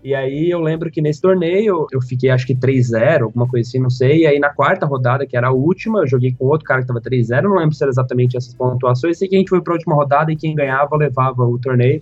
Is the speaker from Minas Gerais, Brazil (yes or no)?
no; Criciúma, Santa Catarina, Brazil; now in Florianópolis, Brazil; Eu nasci em Criciúma, que é uma cidade que fica no sul de Santa Catarina, a umas três horas mais ou menos de Florianópolis, que é onde eu moro hoje. Eu vivi a minha vida inteira em Criciúma, na verdade, até os 16 anos lá.